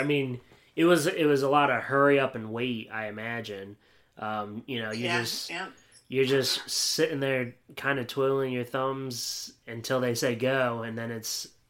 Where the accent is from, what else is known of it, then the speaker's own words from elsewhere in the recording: Williamsport, Pennsylvania, United States; moved away as an adult; also born or lived in Erie, Pennsylvania / Wisconsin / Maryland; now in Delaware, United States; I was born in Erie, but I didn't live there for very long. Williamsport is my hometown